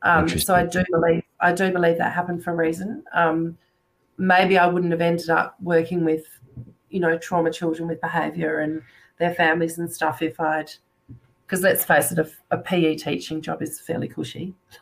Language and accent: English; England, United Kingdom; born there; And I was born in England, actually, myself.